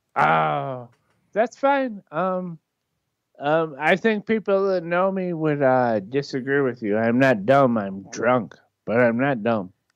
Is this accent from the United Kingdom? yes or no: no; Michigan, United States; I'm from Michigan too. Like, I'm inland.